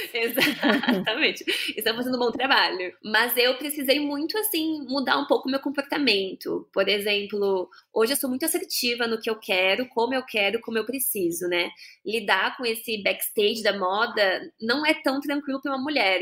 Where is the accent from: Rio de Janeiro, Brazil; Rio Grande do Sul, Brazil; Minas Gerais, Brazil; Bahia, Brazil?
Rio Grande do Sul, Brazil; Bento Gonçalves; now in São Paulo, Brazil; lá na minha cidade, em Bento Gonçalves. Para quem não sabe, eu sou gaúcha né? Mas moro em São Paulo agora